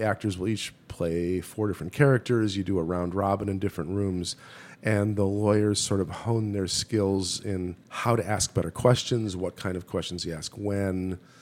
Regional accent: Milwaukee, Wisconsin, United States; I grew up in Milwaukee, Wisconsin

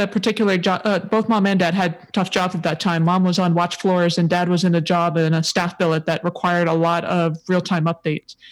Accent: Hawaii, United States; also born or lived in San Diego; I definitely grew up in Hawaii

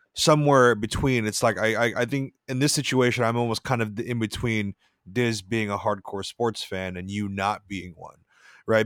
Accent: Orange County, California, United States; we're all from Orange County

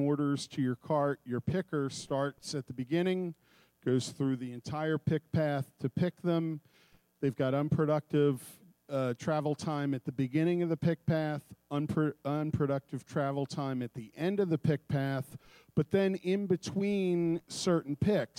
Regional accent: Philadelphia, Pennsylvania, United States; I'm from Philadelphia

